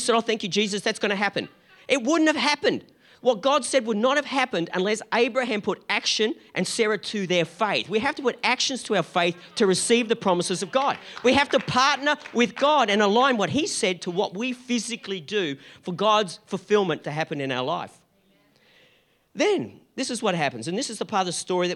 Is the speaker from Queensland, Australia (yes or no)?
yes; Gold Coast, Queensland, Australia; we're from the Gold Coast